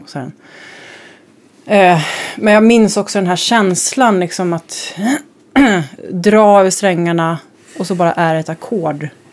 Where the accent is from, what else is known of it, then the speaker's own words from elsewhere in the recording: Växjö, Småland, Sweden; moved away; also born or lived in Kalmar; jag är uppväxt i Småland, Kalmar och Växjö